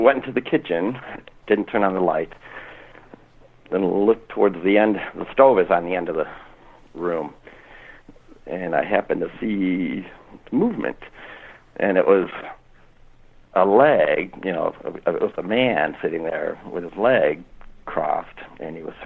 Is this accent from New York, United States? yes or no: no; Norwalk, Ohio, United States; I grew up in Norwalk, Ohio